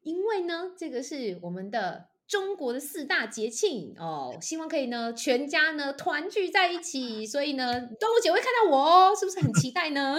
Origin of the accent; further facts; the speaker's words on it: Taichung, Taiwan; moved away as an adult; now in Taipei, Taiwan; 因为我是台中人，然后我后来台北我是因为到了台北来念大学，我就一直都在台北发展